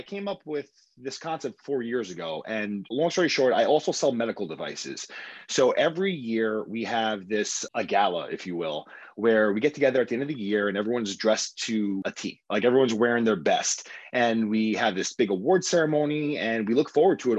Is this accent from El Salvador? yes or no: no; New York City, New York, United States; I am born and raised in Queens, New York, Bayside, New York specifically